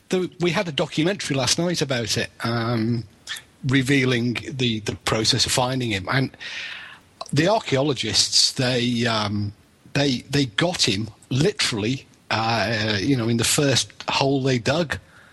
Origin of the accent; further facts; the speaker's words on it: Bebington, North West England, United Kingdom; now in Pembrokeshire, United Kingdom; I'm in Pembrokeshire now, Billy, but we're both originally from the Wirral, aren't we?